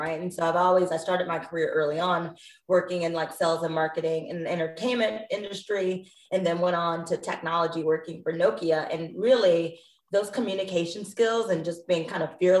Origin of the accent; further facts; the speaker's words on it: outside of Chicago, Illinois, United States; I grew up outside of Chicago